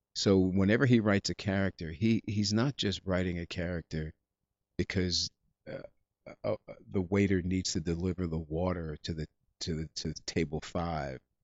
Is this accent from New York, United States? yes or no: no; Englewood, New Jersey, United States; I'm actually from Englewood, New Jersey